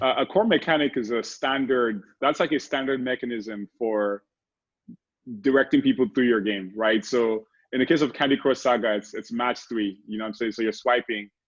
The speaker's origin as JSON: {"language": "English", "country": "Nigeria", "tie": "born or raised there", "moved": "as an adult", "lives_now": "United States", "said": "I grew up in Nigeria, great country also, but I've been here the majority of my life"}